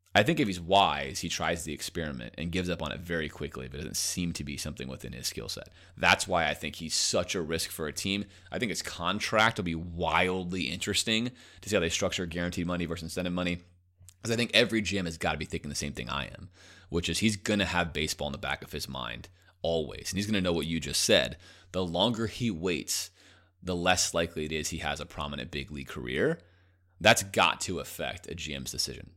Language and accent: English; Coral Gables, Florida, United States; I grew up right outside Coral Gables